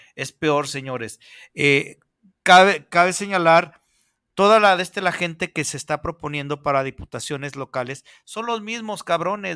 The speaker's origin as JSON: {"language": "Spanish", "country": "Mexico", "said": "como buenos mexicanos"}